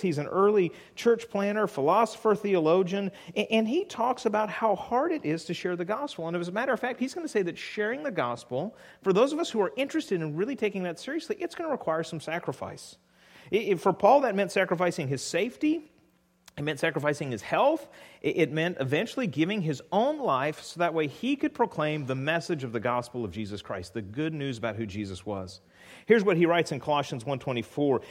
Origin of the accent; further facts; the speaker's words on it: California, United States; moved away; I grew up in California